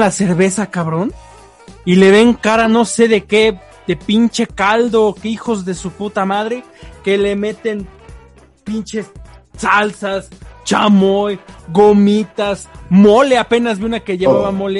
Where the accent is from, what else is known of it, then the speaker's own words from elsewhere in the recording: Tlaxcala, Mexico; nosotros somos acá de Tlaxcala